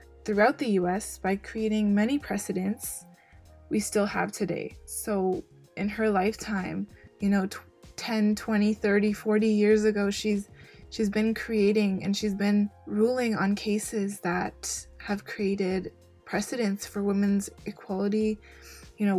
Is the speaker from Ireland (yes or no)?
no; Canada; as Canadian citizens